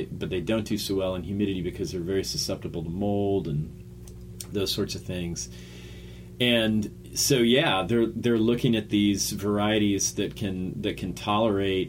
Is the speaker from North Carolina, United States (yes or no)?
no; Lakeland, Florida, United States; now in Gainesville, United States; I'm from Lakeland originally, but I've lived in Gainesville over 25 years, so this is definitely home